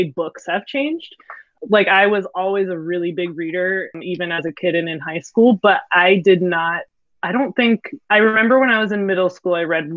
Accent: Philadelphia, Pennsylvania, United States; a teacher from Philadelphia. I've lived here my whole life

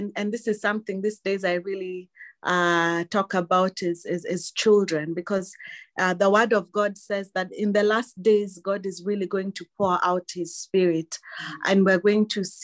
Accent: Mombasa, Mombasa County, Kenya; I was born in Mombasa to Christian parents

